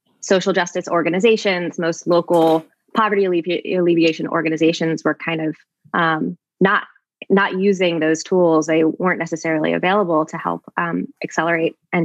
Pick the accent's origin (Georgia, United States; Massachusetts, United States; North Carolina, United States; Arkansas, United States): North Carolina, United States; also born or lived in India / Kenya; now in Bay Area, United States; I grew up in North Carolina